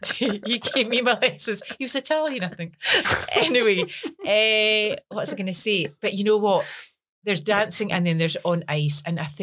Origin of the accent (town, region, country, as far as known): Scotland, United Kingdom